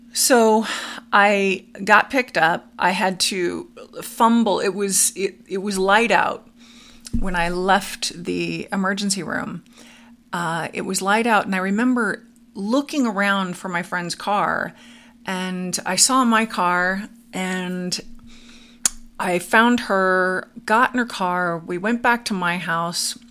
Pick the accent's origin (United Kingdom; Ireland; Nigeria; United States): United States; Studio City, California; now in Arizona, United States; I grew up in Studio City, California, on a farm